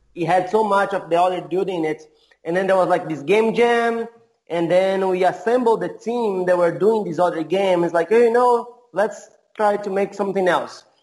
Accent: Brazil; also born or lived in California; I'm from Brazil. I, I have been all over the place. I used to live in California for a little while. I live in many different cities uh, in Brazil

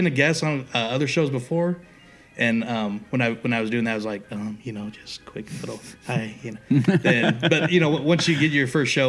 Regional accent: Stockton, California, United States; also born or lived in Portland, Oregon; I'm from Stockton.

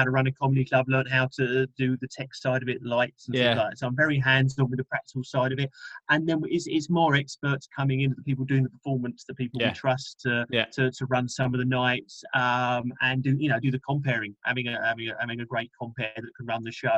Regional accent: London, United Kingdom; I'm from London and still pretty much based around there

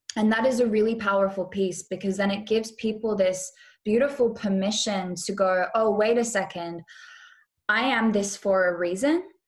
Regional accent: Western Australia, Australia; moved away; also born or lived in Bali / Europe / California; I grew up or I was born in Western Australia

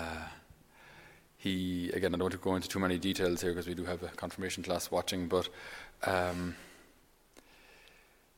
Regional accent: Ireland; us as Irish people

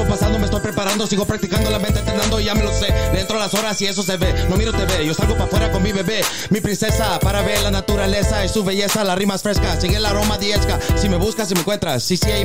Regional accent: Los Angeles, California, United States; I'm from Northeast LA, you know? Right there on York

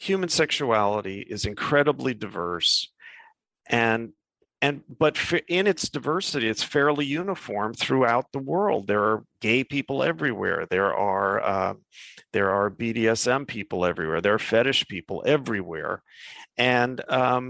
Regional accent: New York, United States; moved away as an adult; also born or lived in Midwest; now in California, United States; I grew up in New York, but I spent 7 years living in the Midwest, where I went to college, and now I'm in California.

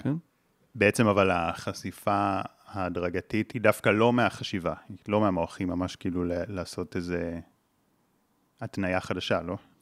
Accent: Israel; גדלתי בקיבוץ

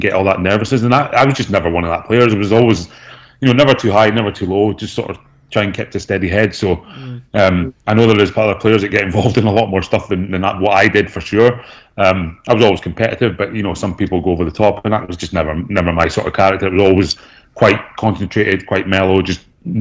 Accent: Aberdeen, Scotland, United Kingdom; moved away as an adult; also born or lived in Cardiff; now in Australia; I grew up in Aberdeen

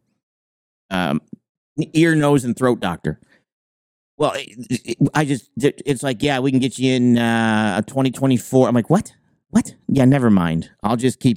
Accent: New York, United States; now in Maine, United States; I'm originally from New York

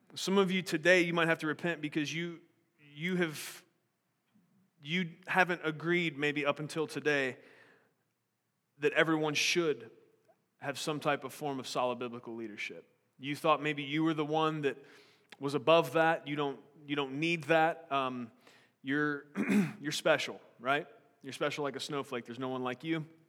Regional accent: United States; I'm an American

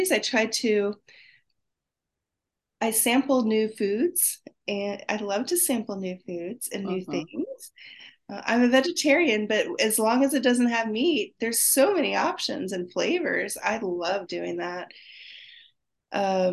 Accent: Laguna Beach, California, United States; I'm from Laguna Beach

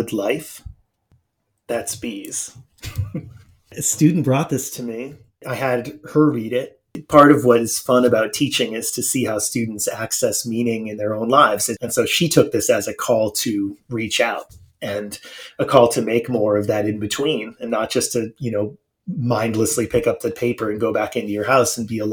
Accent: North Conway, New Hampshire, United States; moved away; my hometown in New Hampshire.

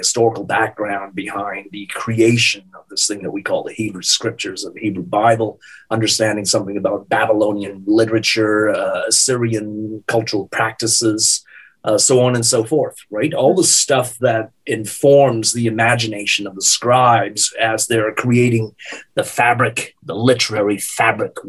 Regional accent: Singapore; moved away as an adult; also born or lived in Canada / Indiana; I was born and raised in Singapore. I lived there until I was 21 years of age.

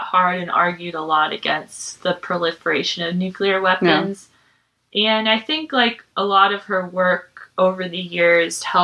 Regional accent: United States; as an American

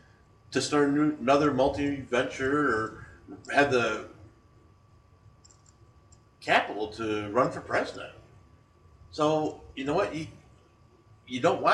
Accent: New York, United States; I'm coming from New York, which is probably one of the more restrictive states

